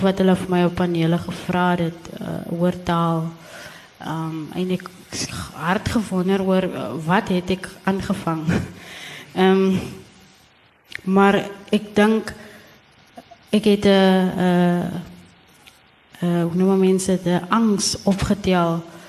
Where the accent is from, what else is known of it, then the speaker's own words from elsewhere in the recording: Gansbaai, Western Cape, South Africa; moved away; ek het die hele tyd gedink ek is van Gansbaai